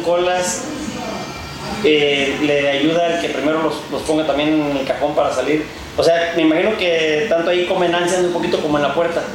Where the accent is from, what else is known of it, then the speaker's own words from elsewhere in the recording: Churintzio, Michoacán, Mexico; Yo soy del municipio de Churincio, ah, un que se llama La Noria, ahí en Mero la Piedad y Zamora